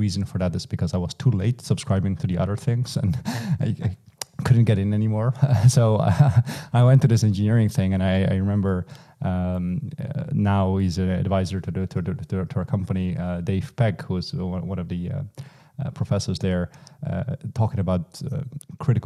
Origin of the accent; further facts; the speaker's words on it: eastern Netherlands, Netherlands; I grew up in the Eastern Netherlands